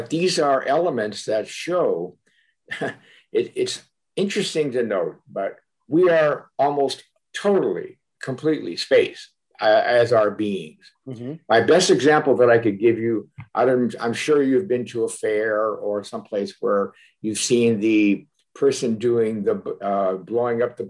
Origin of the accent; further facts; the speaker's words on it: Cleveland, Ohio, United States; as a child growing up in Cleveland, Ohio, my family attended many funerals